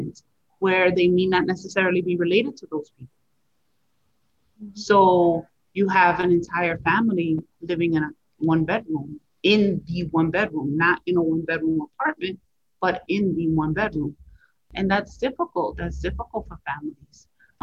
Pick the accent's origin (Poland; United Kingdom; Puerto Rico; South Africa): Puerto Rico; moved away; I'm from Puerto Rico